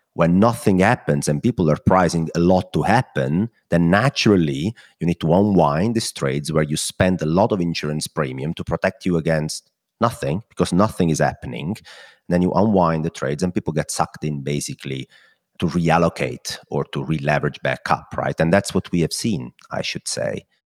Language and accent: English; Italy; accent: Italian; my Italian accent